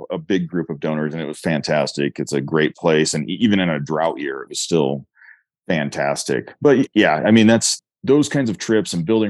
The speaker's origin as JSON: {"language": "English", "region": "Eastern Colorado", "country": "United States", "tie": "born or raised there", "also_born_or_lived": "Fort Collins, Colorado", "moved": "yes", "said": "I grew up in Eastern Colorado, farm kid there."}